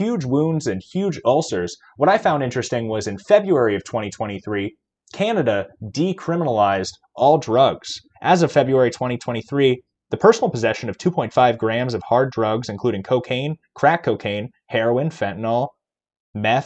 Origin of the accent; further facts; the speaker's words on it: Manhattan, Kansas, United States; moved away as an adult; now in Iowa, United States; I lived in Manhattan, Kansas for most of my life.